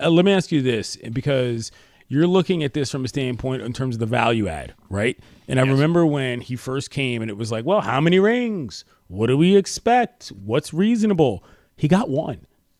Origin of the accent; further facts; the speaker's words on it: East Coast, United States; now in Los Angeles, United States; I live in Los Angeles. I love the beach. I love the West Coast. I love the chill lifestyle. But I'm a brother from the East Coast with two black parents.